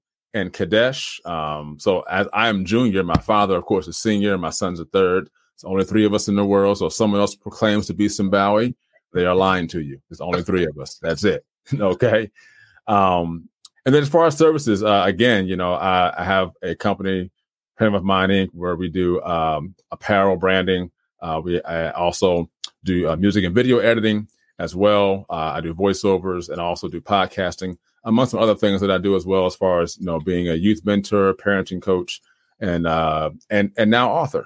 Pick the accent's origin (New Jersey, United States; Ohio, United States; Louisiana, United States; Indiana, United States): New Jersey, United States; Trenton; moved away as an adult; Trenton, born and raised, and lived there for about 20 plus years of my life